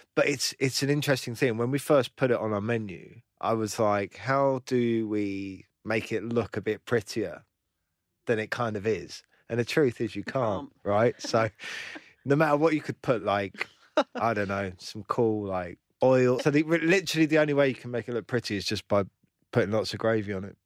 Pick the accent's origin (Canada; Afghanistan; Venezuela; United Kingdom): United Kingdom; London; I grew up in London